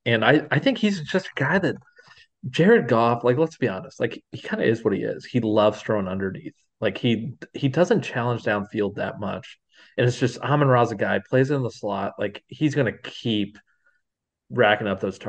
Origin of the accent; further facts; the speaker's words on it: Illinois, United States; He's from around our parts, like because we're from Illinois.